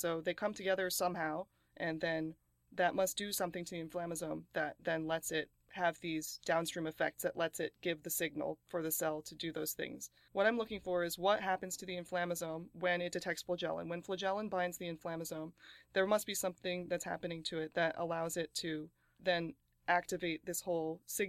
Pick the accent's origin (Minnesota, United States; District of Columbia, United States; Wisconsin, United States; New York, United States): Wisconsin, United States; born there; also born or lived in New Jersey; I was born in Wisconsin, and then my family lived in New Jersey for several years before I went to Temple.